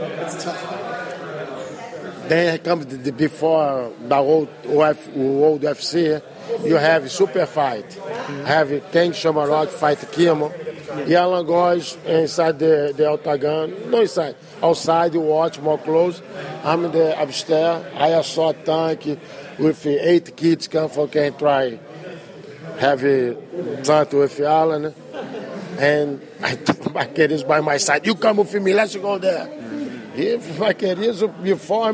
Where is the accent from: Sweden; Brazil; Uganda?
Brazil; English is a second language; moved away as an adult; now in United States; I come from Brazil